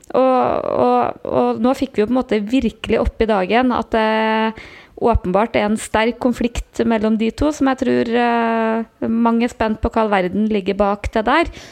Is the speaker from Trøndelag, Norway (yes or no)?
yes; Trøndelag, Norway; som trønder